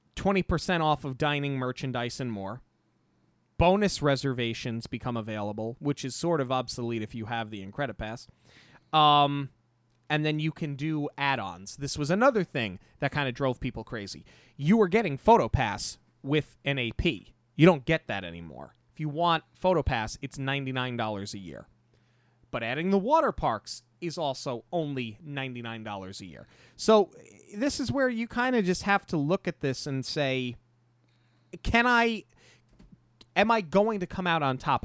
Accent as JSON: {"language": "English", "region": "New York", "country": "United States", "said": "we're from New York"}